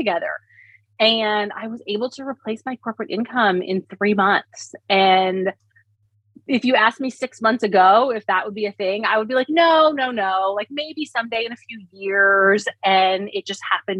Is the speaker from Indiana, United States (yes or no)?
yes; Indiana, United States; moved away; I was from Indiana